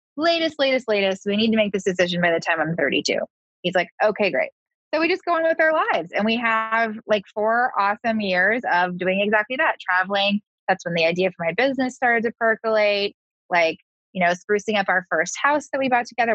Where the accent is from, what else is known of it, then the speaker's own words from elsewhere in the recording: Southern California, United States; also born or lived in East Coast; I'm a Californian girl. I grew up in Southern California, so California is sort of what I'm used